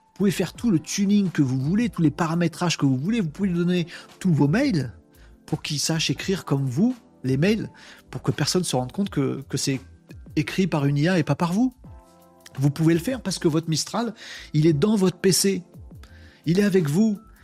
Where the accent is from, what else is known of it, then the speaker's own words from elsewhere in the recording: France; en tant que Français